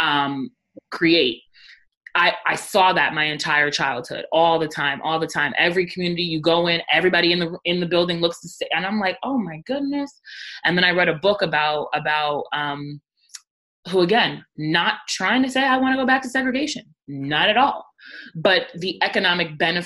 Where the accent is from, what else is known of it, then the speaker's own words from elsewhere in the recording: Rockland County, New York, United States; I grew up in Rockland County